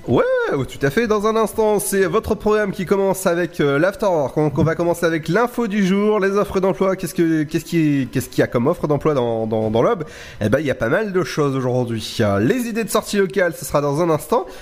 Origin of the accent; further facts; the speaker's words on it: Brittany, France; je suis breton